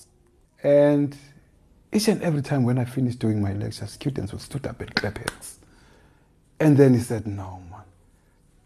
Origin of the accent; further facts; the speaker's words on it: Eastern Cape, South Africa; I'm from the Eastern Cape, and I know the poverty